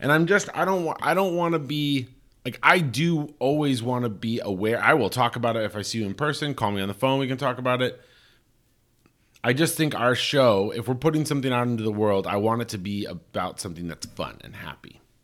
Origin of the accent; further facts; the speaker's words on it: Colorado Springs, Colorado, United States; New Life Church in my hometown, you know, is the big, uh, like, Focus on the Family, New Life Church, the biggest evangelical Christian community in the world, in Colorado Springs